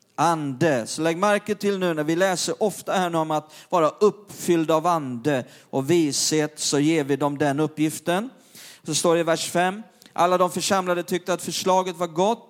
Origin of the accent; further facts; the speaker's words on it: Perstorp, Skåne, Sweden; När jag var liten grabb nere i norra Skåne i Perstorp